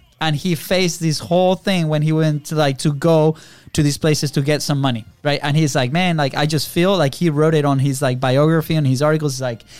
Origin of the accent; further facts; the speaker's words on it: Venezuela; English is a second language; now in United States; and we're originally from Venezuela, right? Our accents have improved like a lot since we first came here, which is good.